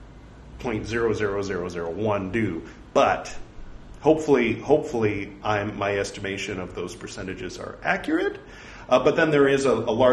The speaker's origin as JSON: {"language": "English", "country": "United States", "said": "since being American"}